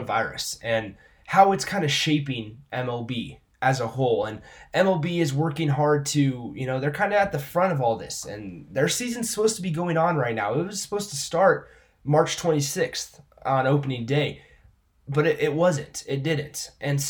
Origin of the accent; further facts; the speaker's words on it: Lincoln, Nebraska, United States; I grew up in Lincoln, Nebraska